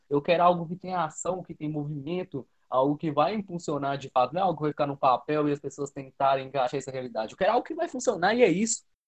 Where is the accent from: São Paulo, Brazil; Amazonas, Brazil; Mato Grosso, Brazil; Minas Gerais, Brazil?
Minas Gerais, Brazil; eu sou mineiro, eu tenho sigo essa cultura de Minas Gerais